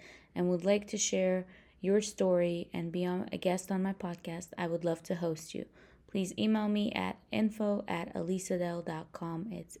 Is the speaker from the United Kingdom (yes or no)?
no; Ukraine; now in United States; I'm from Ukraine, but it doesn't matter.